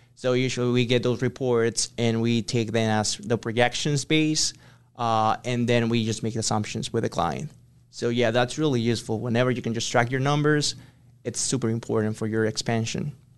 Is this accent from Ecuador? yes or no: yes; Ecuador; English is a second language; moved away as an adult; I'm from Ecuador. So I came here in twenty nineteen